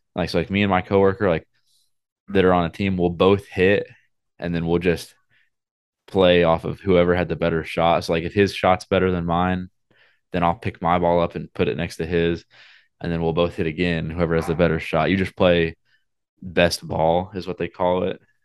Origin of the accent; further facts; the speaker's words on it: Oklahoma, United States; I'm from Oklahoma